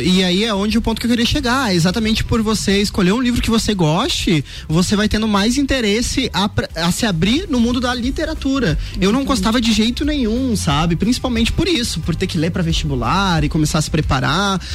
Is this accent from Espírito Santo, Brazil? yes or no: no; metropolitan region near Porto Alegre, Rio Grande do Sul, Brazil; moved away as an adult; eu vim do Rio Grande do Sul aqui e faz quatro anos